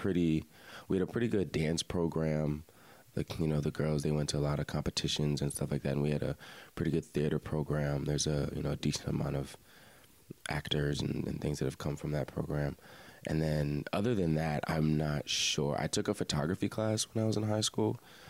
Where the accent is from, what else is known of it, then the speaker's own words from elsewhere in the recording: Lanham, Maryland, United States; moved away as an adult; also born or lived in Frostburg, Maryland / Annapolis, Maryland; now in Baltimore, United States; I am originally from Prince George's County, Maryland. If anyone is familiar with the Bowie area, Lanham, that's where I grew up. So the DMV area right outside D.C.